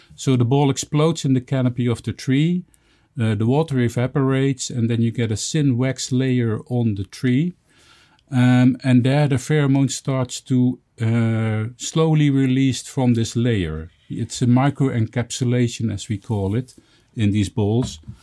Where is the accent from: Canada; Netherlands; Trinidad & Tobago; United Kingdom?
Netherlands; in my home country in the Netherlands where I live.